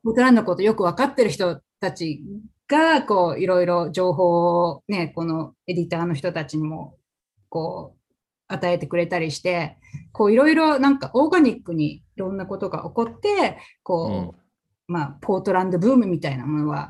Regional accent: Fukaya, Saitama, Japan; now in Portland, United States; 私は埼玉県の深谷市というところで生ま生まれ育ちなんですけれども

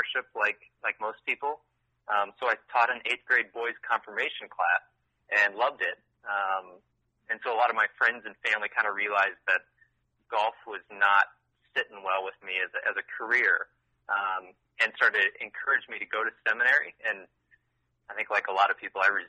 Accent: Des Moines, Iowa, United States; moved away as an adult; also born or lived in Nebraska; I grew up in Des Moines

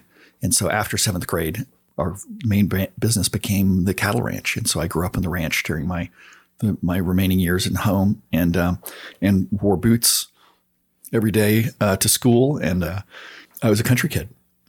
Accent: San Antonio, Texas, United States; I grew up on a cattle ranch just outside San Antonio, Texas.

